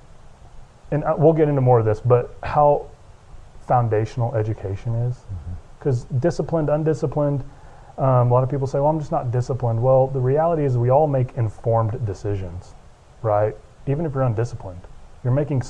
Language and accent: English; Lubbock, Texas, United States; also born or lived in Dallas, Texas; born and raised in Lubbock, Texas, went to Texas Tech University